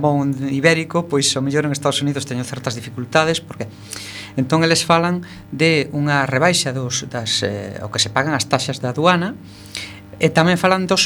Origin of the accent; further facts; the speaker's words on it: O Ribeiro, Galicia, Spain; Eu son do Ribeiro